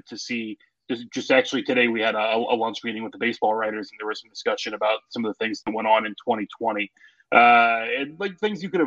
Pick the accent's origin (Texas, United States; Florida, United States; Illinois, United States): Illinois, United States; Belleville; also born or lived in Chicago / Washington, D.C.; now in St. Louis, United States; I grew up on the Illinois side. I grew up in Belleville